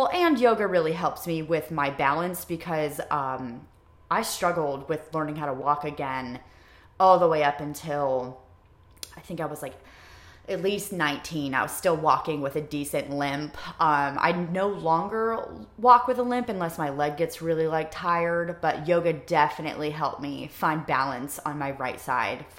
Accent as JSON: {"language": "English", "region": "Ohio", "country": "United States", "moved": "as an adult", "lives_now": "Wilmington, United States", "said": "I'm from Ohio"}